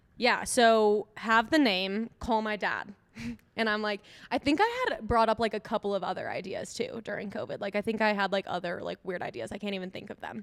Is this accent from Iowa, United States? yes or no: no; Eagan, Minnesota, United States; moved away as an adult; now in Denver, United States; I grew up in Minneso-, Minnesota